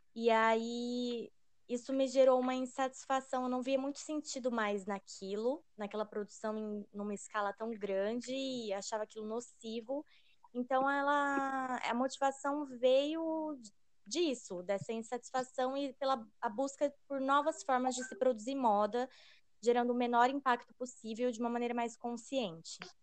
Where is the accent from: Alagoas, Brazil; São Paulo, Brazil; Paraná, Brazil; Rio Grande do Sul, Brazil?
Paraná, Brazil; Londrina; nós somos de Londrina